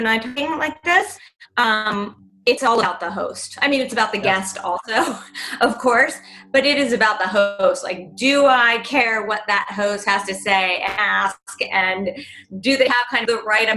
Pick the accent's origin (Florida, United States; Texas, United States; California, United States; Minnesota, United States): California, United States; Los Angeles; moved away as an adult; now in New York, United States; I grew up